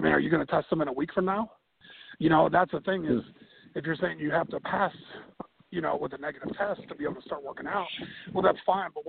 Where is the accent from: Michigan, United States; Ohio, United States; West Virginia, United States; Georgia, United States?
Ohio, United States; now in South Carolina, United States; I'm originally from Ohio